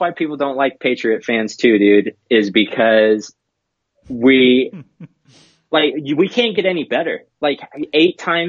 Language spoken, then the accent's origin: English; New Hampshire, United States; born there; I get to be that huge Boston fanatic because I was born in New Hampshire.